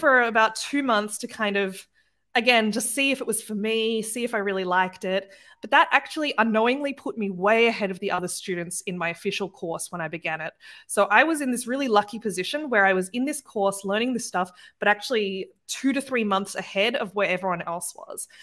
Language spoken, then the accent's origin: English; Australia; moved away as an adult; now in Germany; I'm not from Germany or the United States. I'm Australian